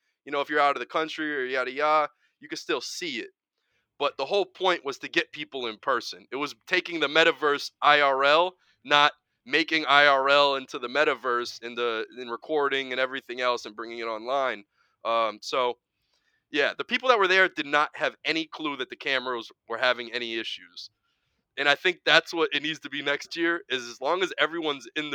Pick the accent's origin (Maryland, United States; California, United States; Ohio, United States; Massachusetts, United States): Massachusetts, United States; Springfield; I'm a kid from Springfield, Mass.